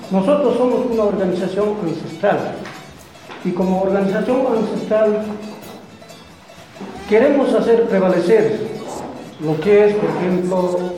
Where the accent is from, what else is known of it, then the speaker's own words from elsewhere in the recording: Chichas, southern Potosí Department, Bolivia; Venimos ah, del sur del departamento de Potosí, Naciones Chichas, lo cual eh, como Chichas contempla cinco municipios, Chicha, Atucha, Cotareta, Tupisa, Villazón